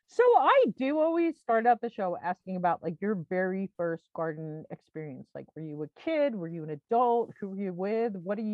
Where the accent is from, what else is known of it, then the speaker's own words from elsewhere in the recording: Long Island, New York, United States; moved away; I grew up in New York on Long Island.